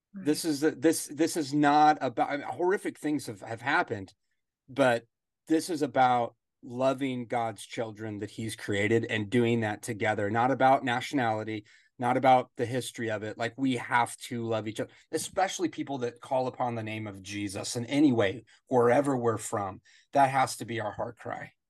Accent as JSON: {"language": "English", "country": "United States", "said": "As an American"}